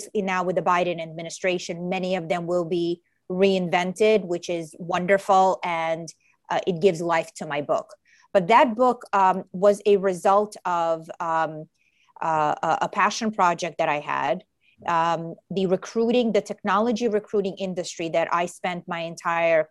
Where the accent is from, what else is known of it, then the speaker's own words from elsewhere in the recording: New York City, New York, United States; also born or lived in Ukraine; I came to New York City. I grew up in New York City when I was 7 years old. And my family is an immigrant family, and we emigrated from Ukraine.